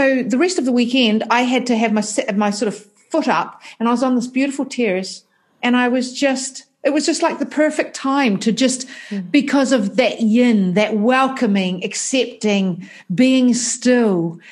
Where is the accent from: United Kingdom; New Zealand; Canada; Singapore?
New Zealand; accent: New Zealand; that New Zealand accent